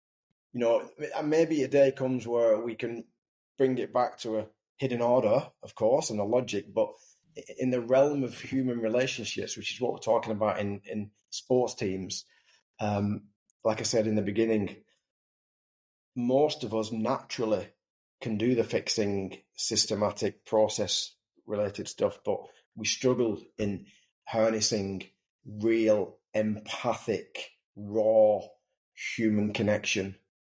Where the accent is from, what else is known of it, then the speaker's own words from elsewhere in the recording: England, United Kingdom; And I just wonder, I'm English, I wonder if, number one, the English team are rooted to a really deep sense of purpose.